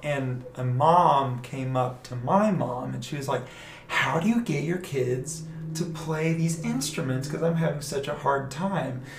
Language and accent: English; Atlanta, Georgia, United States; moved away; also born or lived in Austin, Texas / Plano, Texas; I'm originally from Atlanta, Georgia. We moved to Austin about nine, ten years ago